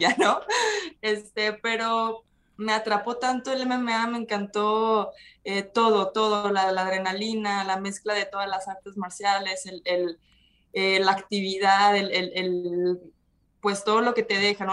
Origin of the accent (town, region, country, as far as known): Mazatlán, Sinaloa, Mexico; born or raised there; moved away as an adult; also born or lived in Culiacán, Sinaloa; now in Guadalajara, Mexico